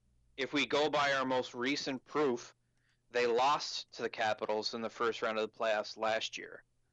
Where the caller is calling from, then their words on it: Halifax, Nova Scotia, Canada; I come in via Skype from Halifax.